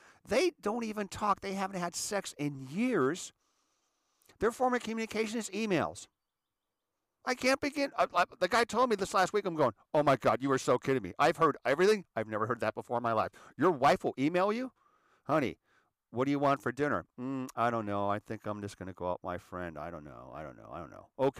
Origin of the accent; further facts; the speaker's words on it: Erie, Pennsylvania, United States; Because I was raised in Erie.